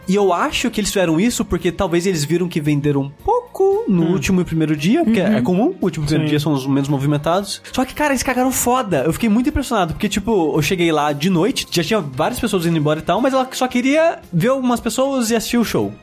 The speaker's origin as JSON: {"language": "Portuguese", "town": "Queluz", "region": "São Paulo", "country": "Brazil", "tie": "born or raised there", "moved": "yes", "lives_now": "São Paulo, Brazil", "said": "minha cidade natal, que chama aqui Luz"}